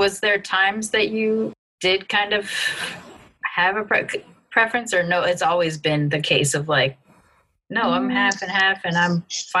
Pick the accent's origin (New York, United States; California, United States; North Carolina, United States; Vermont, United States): California, United States; oh, I'm Californian as hell. Like, I am very Californian.